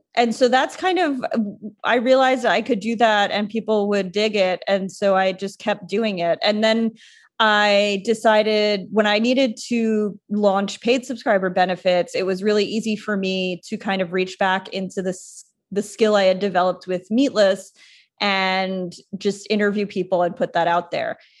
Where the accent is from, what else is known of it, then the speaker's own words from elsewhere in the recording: Long Island, New York, United States; I grew up on Long Island on the South Shore.